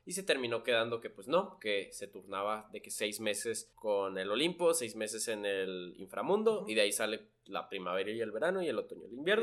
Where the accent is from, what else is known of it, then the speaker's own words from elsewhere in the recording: Chihuahua, Mexico; me presentaba como mexicano, que ¿de dónde? Lo Chihuahua